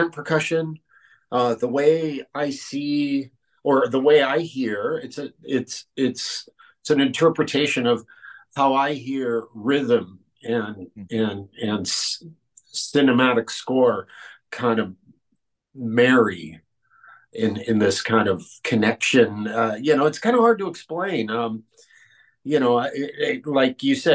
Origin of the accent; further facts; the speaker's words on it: Cuba; moved away; my home country of Cuba